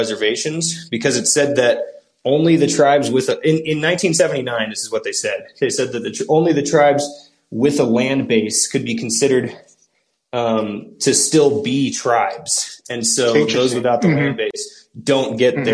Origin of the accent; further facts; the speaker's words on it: Seattle, Washington, United States; I'm from Seattle, and I've worked with a couple of tribes in Washington State